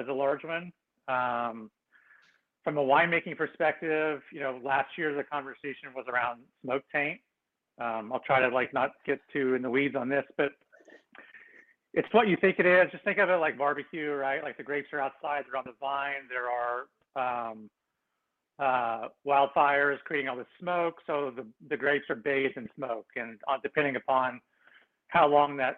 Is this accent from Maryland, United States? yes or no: no; Kansas, United States; now in Sonoma, United States; I grew up in Kansas, so I'm used to big thunderstorms and tornadoes and all that stuff.